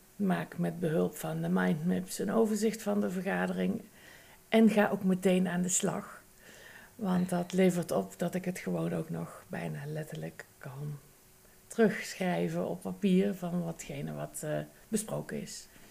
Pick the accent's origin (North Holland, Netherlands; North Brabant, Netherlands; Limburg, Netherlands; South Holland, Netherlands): North Brabant, Netherlands; accent: Brabant; Aan mijn tongval heb je kunnen luisteren dat ik misschien uit Brabant kom